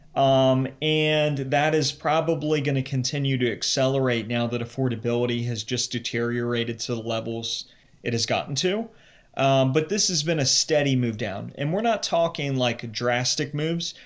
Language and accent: English; Cincinnati, Ohio, United States; moved away as an adult; also born or lived in New York; I grew up in the Cincinnati area